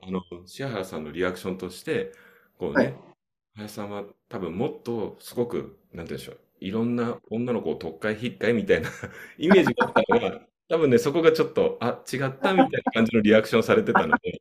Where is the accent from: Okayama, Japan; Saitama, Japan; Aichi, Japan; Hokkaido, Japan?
Aichi, Japan; Nagoya; born or raised there; also born or lived in Hyogo